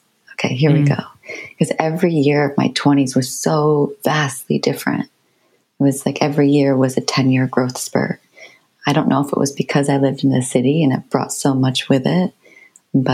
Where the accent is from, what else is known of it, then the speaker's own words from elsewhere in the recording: upstate New York, United States; moved away as an adult; now in Varberg, Sweden; I was born in upstate New York, so about 3 hours north of New York City, in the countryside. So quite different from where I live now. I live in Varberg. So I live on the west coast of Sweden, right on the ocean.